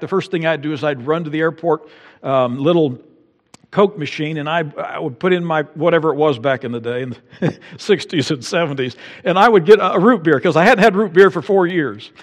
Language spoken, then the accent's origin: English; United States